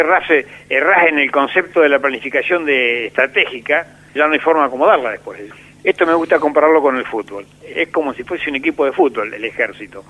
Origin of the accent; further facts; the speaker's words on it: Argentina; estuve un año viviendo acá en mi pueblo, en Obre